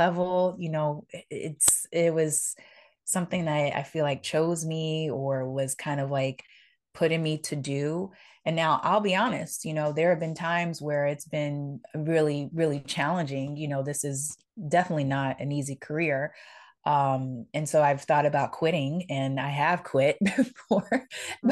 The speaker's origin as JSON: {"language": "English", "town": "New Orleans", "region": "Louisiana", "country": "United States", "tie": "born or raised there", "said": "the way I grew up and the way I was brought up in New Orleans"}